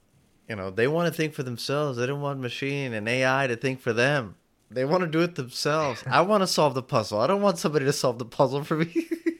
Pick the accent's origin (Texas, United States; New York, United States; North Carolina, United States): Texas, United States; Houston; I come from Houston, where it takes me 45 minutes to get in and to and from